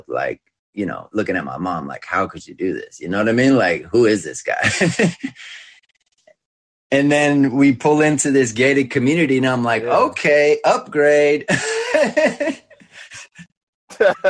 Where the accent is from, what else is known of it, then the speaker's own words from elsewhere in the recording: California, United States; also born or lived in Westlake Village, California; I grew up in California playing sports, winning championships and all